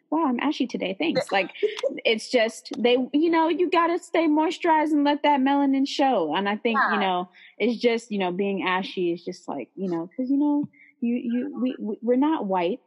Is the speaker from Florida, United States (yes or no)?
no; San Leandro, California, United States; I'm from the Bay Area um, right next to Oakland, San Leandro